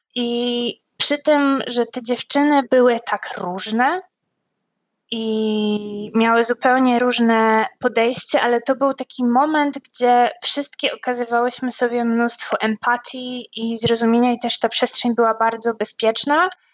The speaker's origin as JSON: {"language": "Polish", "country": "Poland", "tie": "born or raised there", "said": "ja dorastałam w małym miasteczku w Polsce"}